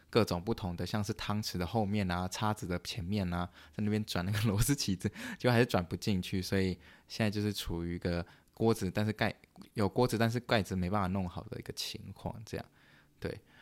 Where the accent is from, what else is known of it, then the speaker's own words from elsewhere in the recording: Canada; moved away as an adult; now in United States; 我是加拿大人